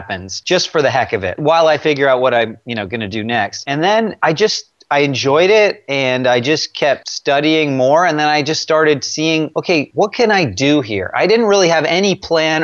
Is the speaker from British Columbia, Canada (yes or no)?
no; Toronto, Ontario, Canada; moved away as an adult; now in United States; I was born in Toronto and grew up most of my life there, you know, till my early 20s